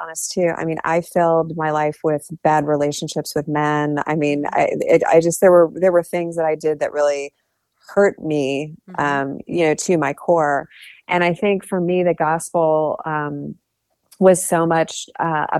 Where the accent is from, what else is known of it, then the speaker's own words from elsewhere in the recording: Ohio, United States; I grew up in Ohio